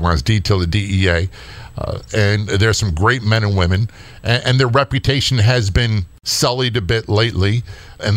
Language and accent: English; Norfolk, Virginia, United States; I grew up in Norfolk, Virginia. My dad was a career Navy guy